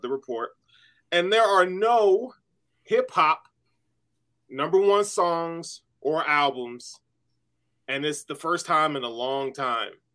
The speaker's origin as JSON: {"language": "English", "region": "the South", "country": "United States", "tie": "born or raised there", "said": "I grew up in the South"}